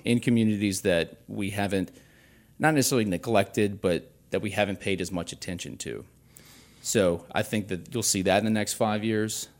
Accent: Baton Rouge, Louisiana, United States; this has been my hometown. I grew up here.

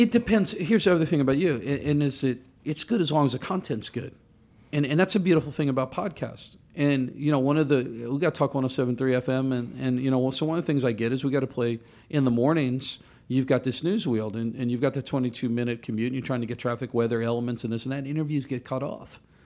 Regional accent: New Orleans, Louisiana, United States; I grew up down in New Orleans

